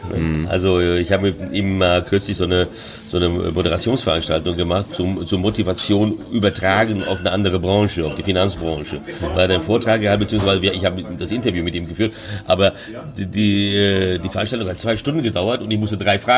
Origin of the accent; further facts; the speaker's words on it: São Paulo, Brazil; Ich sage, ja, komm, wir alte Brasilianer, komm, ja. Und, oder kam aus São Paulo, so wie ich, wo ich aufgewachsen bin. Und hat an meinem Tonfall auch gehört, das ist äh, São Paulo Deutsch, äh, São Paulo Portugiesisch.